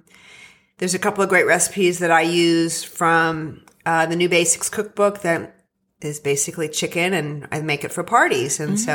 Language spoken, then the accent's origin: English; central Pennsylvania, United States; I'm from central Pennsylvania. Okay. Yeah. I grew up in a farmhouse